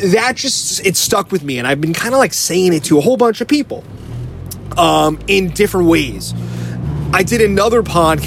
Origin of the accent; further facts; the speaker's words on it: New Jersey, United States; now in San Francisco, United States; I grew up in Jersey, you know, so we grew up hanging around New York City